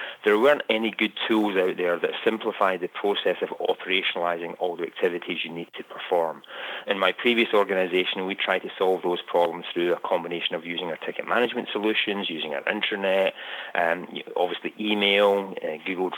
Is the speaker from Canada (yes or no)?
no; Scotland, United Kingdom; moved away as an adult; now in United States; you can tell from my accent, I'm originally from Scotland, although I've lived in the US for close to 20 years